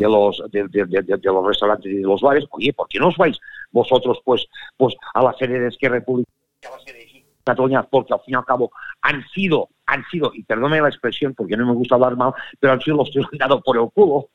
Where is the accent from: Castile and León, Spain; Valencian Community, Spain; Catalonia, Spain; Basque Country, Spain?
Catalonia, Spain; soy catalán, que he nacido en Cataluña